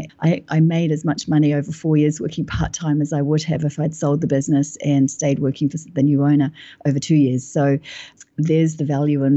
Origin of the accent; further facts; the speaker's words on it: New Zealand; moved away as an adult; now in London, United Kingdom; I'm from New Zealand and I'm living in London now. I've been here for 10 years.